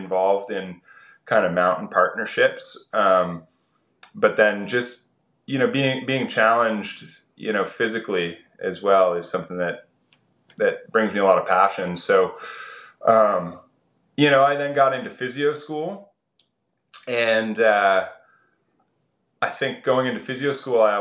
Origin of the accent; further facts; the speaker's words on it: east coast of Canada, Atlantic Canada, Canada; I grew up on the east coast of Canada, and I was pretty rural